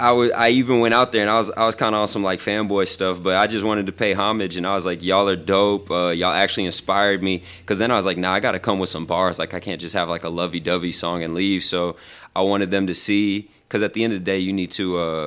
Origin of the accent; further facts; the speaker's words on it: Houston, Texas, United States; moved away; I'm from Houston.